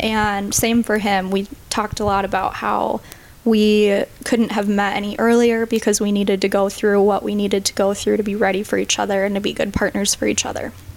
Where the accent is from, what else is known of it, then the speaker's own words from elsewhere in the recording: St. Cloud, Minnesota, United States; I am 24. I grew up in St. Cloud, Minnesota, but I've been in the cities for about six years